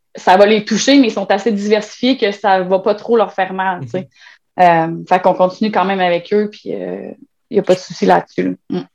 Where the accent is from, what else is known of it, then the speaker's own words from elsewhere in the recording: Trois-Rivières, Quebec, Canada; Moi, je viens de Trois-Rivières